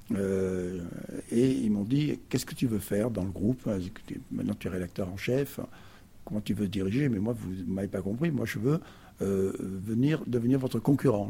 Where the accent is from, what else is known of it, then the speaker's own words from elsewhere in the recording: Perpignan, Occitania, France; moved away as an adult; also born or lived in Paris; je suis arrivé avec mes 3 ans dans cette ville du Sud, qui fait que je suis un fils du Sud